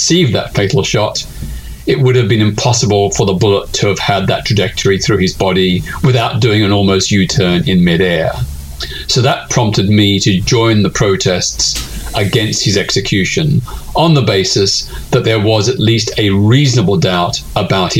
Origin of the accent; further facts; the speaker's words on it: Melbourne, Victoria, Australia; I was living in my hometown of Melbourne, Australia